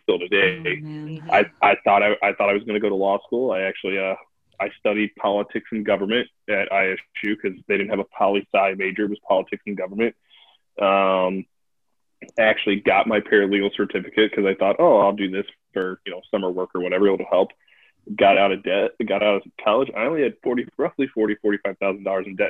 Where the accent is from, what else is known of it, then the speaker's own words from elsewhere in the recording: Athens, Illinois, United States; moved away as an adult; I'm also from Central Illinois. My family lives in Springfield. I went to high school in a town called Athens.